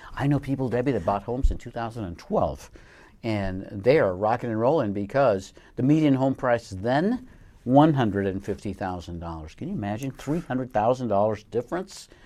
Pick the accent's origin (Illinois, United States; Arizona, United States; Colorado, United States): Colorado, United States; moved away; I grew up in Colorado in a small town